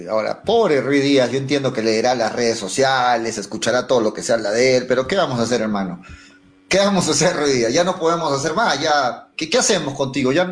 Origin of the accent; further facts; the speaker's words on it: Arequipa, Peru; Soy arequipeño, hincha de Melgar